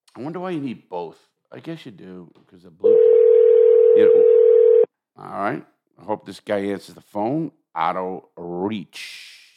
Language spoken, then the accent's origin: English; New York, United States; I'm from New York